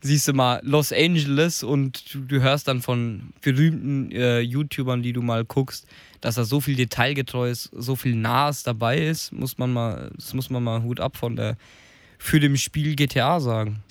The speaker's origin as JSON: {"language": "German", "country": "Germany", "said": "Bei uns in Deutschland"}